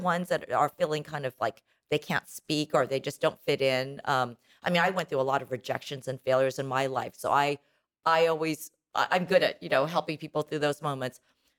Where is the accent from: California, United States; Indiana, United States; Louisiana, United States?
Indiana, United States; West Lafayette; moved away; I grew up in Indiana, like you.